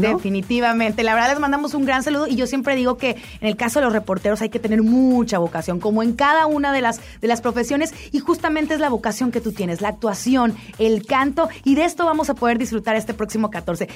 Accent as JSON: {"language": "Spanish", "town": "Monterrey", "region": "Nuevo León", "country": "Mexico", "said": "soy regia"}